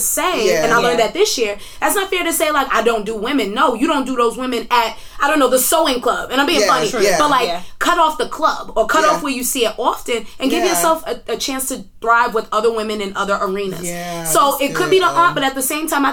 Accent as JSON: {"language": "English", "region": "New York", "country": "United States", "moved": "yes", "said": "I'm from New York"}